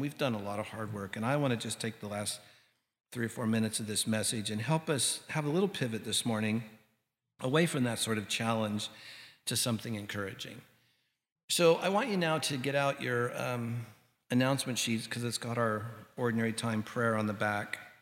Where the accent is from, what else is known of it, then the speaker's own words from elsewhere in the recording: Santa Ana, California, United States; our little house that I grew up in in Santa Ana